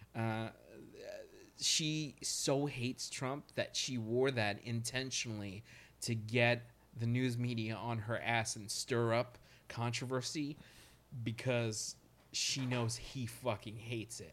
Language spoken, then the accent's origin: English; Nebraska, United States; now in Brooklyn, United States; I'm from Nebraska, by the way, but I live in Brooklyn, so I consider myself a Brooklynite